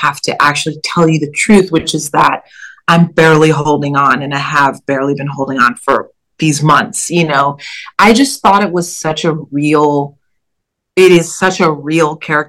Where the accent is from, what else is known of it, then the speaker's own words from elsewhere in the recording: Kansas City, Missouri, United States; moved away as an adult; also born or lived in Bloomington, Illinois; now in New York, United States; growing up in Kansas City, but then going to school in Illinois